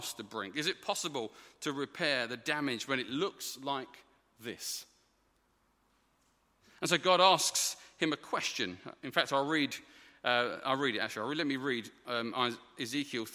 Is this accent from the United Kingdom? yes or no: yes; United Kingdom; as a British man